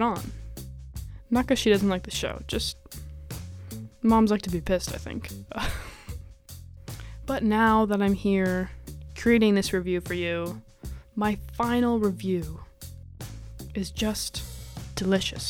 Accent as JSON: {"language": "English", "town": "Seattle", "region": "Washington", "country": "United States", "moved": "yes", "lives_now": "Chicago, United States", "said": "I'm from Seattle. We have a lot of pho there"}